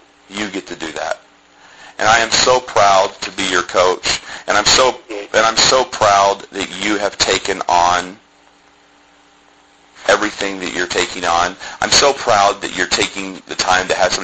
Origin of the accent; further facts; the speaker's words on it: Columbus, Ohio, United States; I grew up in Columbus, Ohio